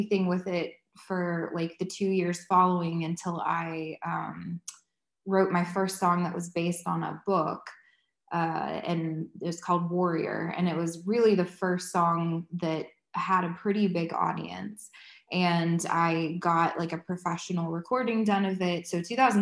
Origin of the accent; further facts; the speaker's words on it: Georgia, United States; moved away as an adult; also born or lived in Athens, Georgia / St. Simons Island, Georgia / Nashville, Tennessee; I'm originally from Georgia, went to UGA, lived in St. Simon for a couple years, and then moved up to Nashville